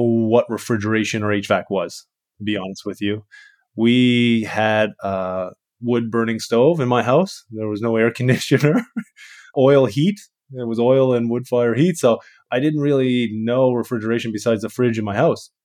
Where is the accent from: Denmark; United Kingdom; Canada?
Canada; I'm from Canada. I'm a refrigeration mechanic